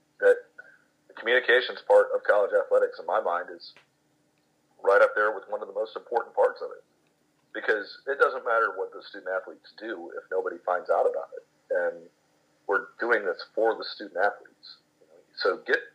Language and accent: English; Gilmer, Texas, United States; now in Commerce, United States; When I was growing up in Gilmer, Texas